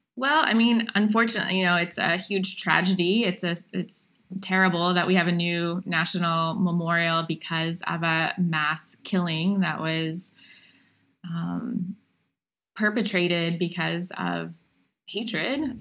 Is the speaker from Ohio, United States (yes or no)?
yes; Appalachian Ohio, United States; I grew up in Appalachian, Ohio